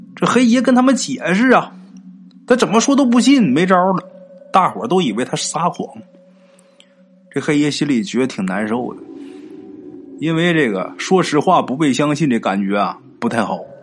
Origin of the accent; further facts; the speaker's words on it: Northeast China, China; 也是我的家乡，在咱们东北啊